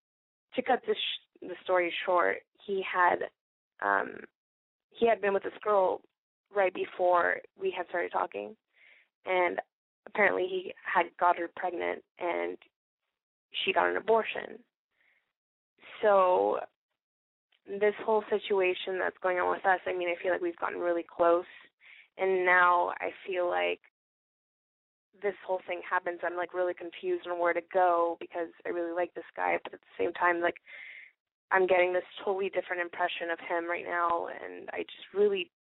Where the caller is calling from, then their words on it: Palm Springs, California, United States; I'm 20 years old, and I'm calling from Palm Springs.